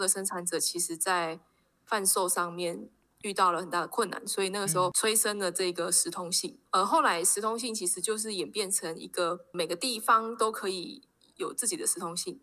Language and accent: Chinese; Taipei, Taiwan; moved away as an adult; now in Yunlin, Taiwan; 我是台北人，对，但因为我是念书的关系，然后就来到云林